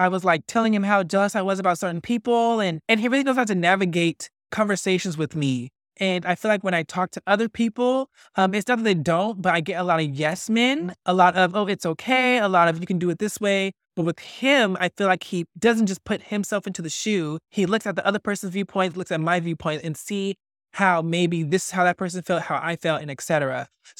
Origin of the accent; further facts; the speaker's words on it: Fresno, California, United States; also born or lived in Tulare; now in Los Angeles, United States; I am originally from Fresno, and then I moved to this little town called Tulare due to some family issues.